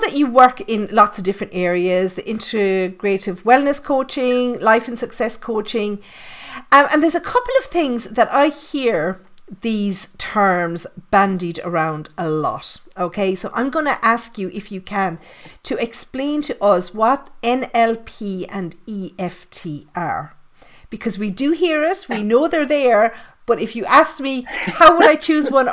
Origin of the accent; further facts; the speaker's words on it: Ireland; I'm always thinking from Ireland, you know, I come from a small community